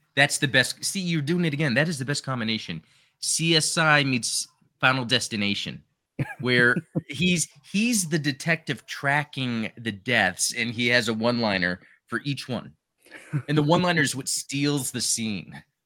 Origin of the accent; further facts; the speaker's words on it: Canada; As a Canadian